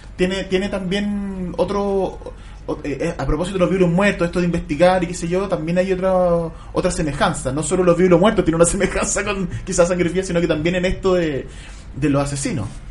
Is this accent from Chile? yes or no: yes; Chile; Nosotros acá en Chile